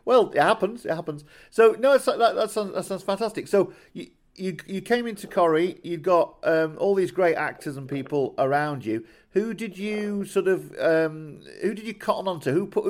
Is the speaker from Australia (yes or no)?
no; Yorkshire and the Humber, United Kingdom; if you come from the north and I'm from Yorkshire